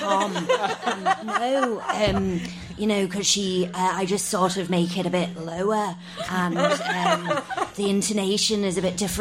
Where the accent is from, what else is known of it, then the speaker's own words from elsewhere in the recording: Formby, North West England, United Kingdom; no, I'm not Scouse. I'm from Formby, not Liverpool